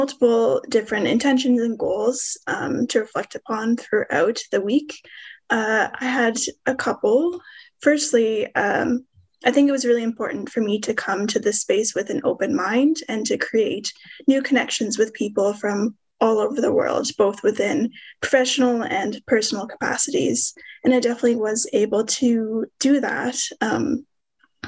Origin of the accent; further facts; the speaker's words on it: Smiths Falls, Ontario, Canada; now in Ottawa, Canada; I'm an urban Inuk from Smiths Falls, currently living in Ottawa, Ontario